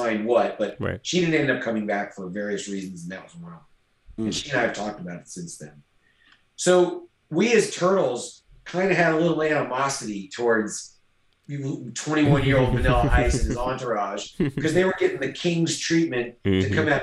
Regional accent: North Carolina, United States; now in Fort Worth, United States; a kid growing up in North Carolina

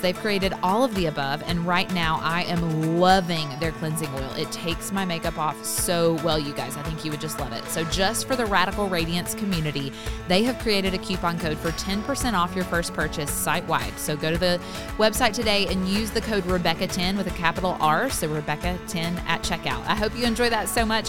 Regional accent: Tennessee, United States; accent: Southern; now in Mississippi, United States; I grew up in a different state in Tennessee where it's still a Southern accent

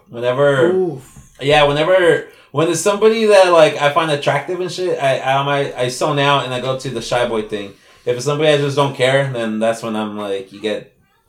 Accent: San Jose, California, United States; we're from San Jose.

